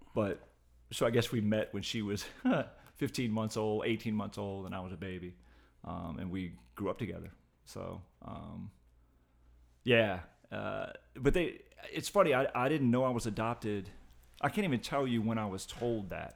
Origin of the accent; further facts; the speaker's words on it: Short Pump, Virginia, United States; I was adopted and grew up in Short Pond